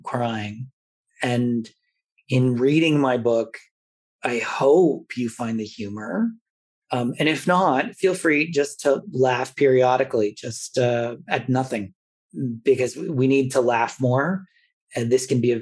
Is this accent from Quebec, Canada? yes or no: no; Toronto, Ontario, Canada; growing up in Toronto in a very multicultural city at the time